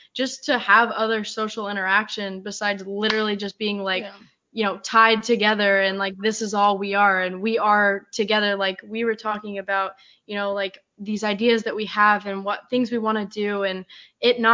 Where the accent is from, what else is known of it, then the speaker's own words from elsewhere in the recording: Colorado, United States; now in San Diego, United States; I'm from Colorado, where it's just like you kind of sugarcoat things